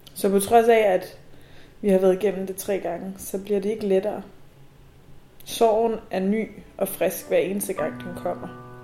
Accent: Nivå, Capital Region of Denmark, Denmark; Nivo er en lille by, der ligger nord for København, hvor jeg er vokset op

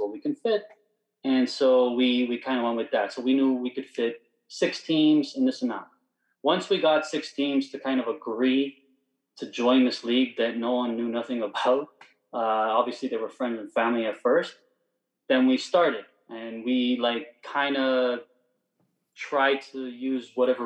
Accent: Vaughan, Ontario, Canada; So we're from Toronto, Ontario, Canada, Vaughan, smaller, subpart

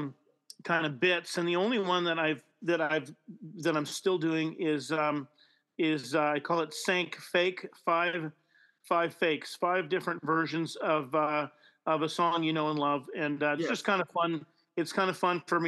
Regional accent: Winnipeg, Manitoba, Canada; also born or lived in Vancouver; I grew up in Fort Garry

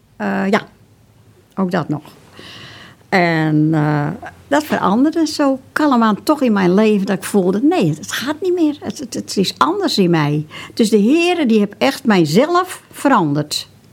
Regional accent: Broek op Langedijk, North Holland, Netherlands; in Broek op Lange waar ik geboren ben

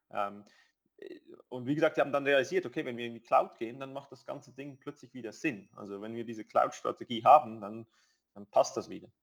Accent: Switzerland; wir als Schweizer

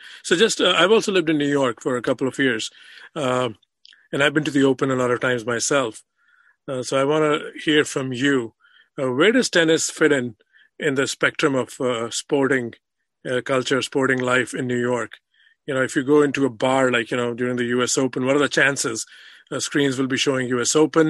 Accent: India; now in United States; because in my early recollections in the U.S., when I started watching ESPN, I was coming from India.

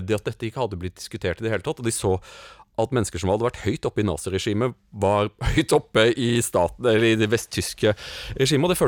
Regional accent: Germany; Vi er spesielt onde som tyskere, og at vi må hele tiden vokte oss selv.

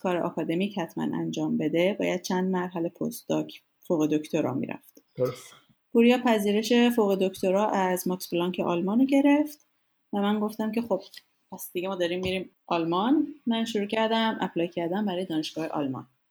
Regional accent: Iran; moved away as an adult; also born or lived in United States / Denmark; از ایران اومدم بیرون

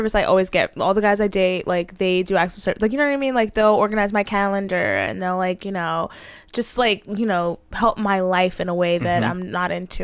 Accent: the South, United States; I'm from the South

